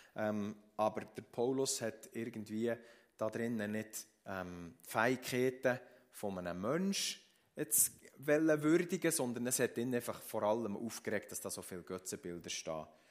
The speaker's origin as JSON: {"language": "German", "country": "Switzerland", "said": "bei uns in der Schweiz"}